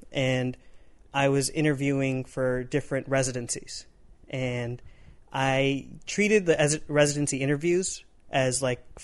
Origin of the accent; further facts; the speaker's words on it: Midwest, United States; now in Los Angeles, United States; This is before I lived out here. I'm coming from the Midwest